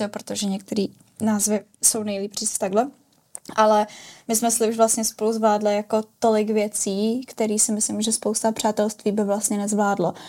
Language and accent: Czech; Prague, Czechia; Já jsem pražská